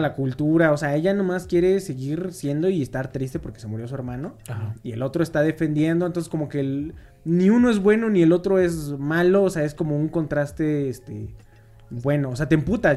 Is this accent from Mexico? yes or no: yes; Mexico; somos mexicanos